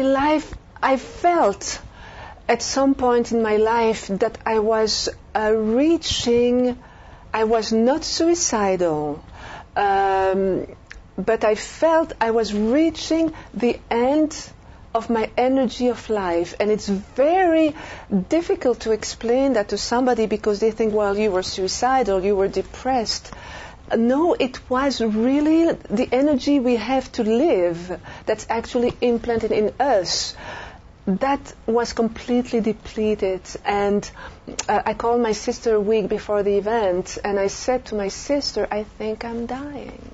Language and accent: English; Belgium; born or raised there; moved away as an adult; also born or lived in France; now in United States